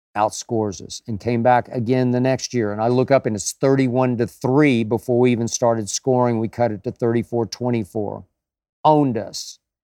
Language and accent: English; Oklahoma, United States; as am I.